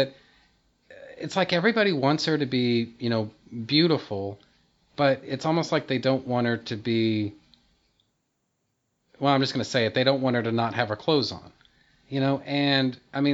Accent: Texas, United States; I was born and bred in Texas

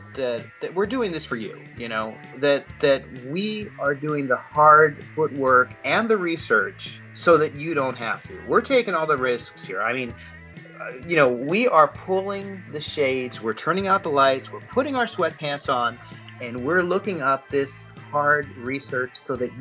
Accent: West Coast, United States; where I grew up on the West Coast

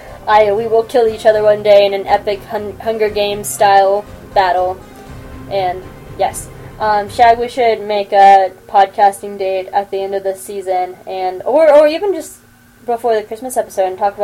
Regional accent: the South, United States; I'm from the South.

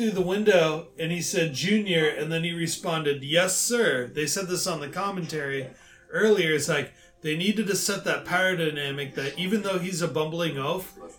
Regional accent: Darmstadt, Hesse, Germany; moved away; my hometown, Darmstadt, Germany

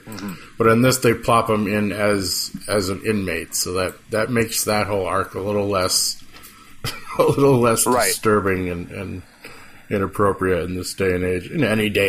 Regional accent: Watertown, New York, United States; my hometown, Watertown

